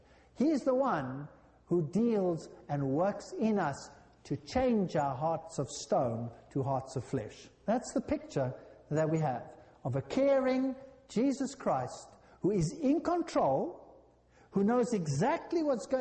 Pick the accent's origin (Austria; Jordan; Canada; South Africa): South Africa; I come from South Africa, our houses are like jails.